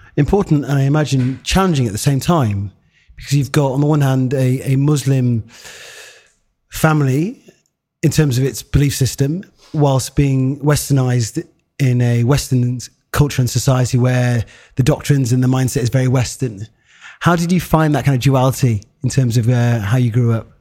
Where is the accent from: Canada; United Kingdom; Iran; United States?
United Kingdom; Harrogate, Yorkshire and the Humber; a black man, eh, growing up in Harrogate